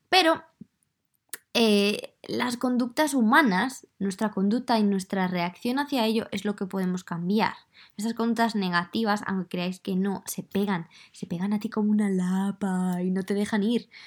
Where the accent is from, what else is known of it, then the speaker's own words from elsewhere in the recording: Madrid, Community of Madrid, Spain; accent: Madrid; Entonces yo creo que mi acento ya no es de Madrid